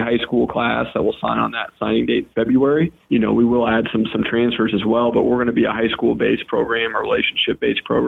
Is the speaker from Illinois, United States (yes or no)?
yes; Macomb, Illinois, United States; also born or lived in Atlanta, Georgia / Iowa City, Iowa; the majority of my time growing up was in Iowa City, Iowa, and then Macomb, Illinois.